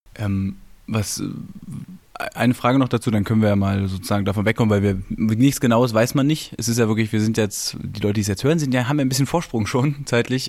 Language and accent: German; Berlin, Germany; als Berliner, als geborener Berliner